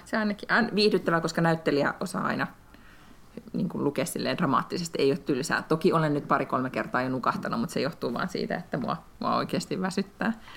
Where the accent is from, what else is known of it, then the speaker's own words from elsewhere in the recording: Finland; now in Sweden; tässä kohtaa Lätkän MM-kisoissa tunnen itseni suomalaiseksi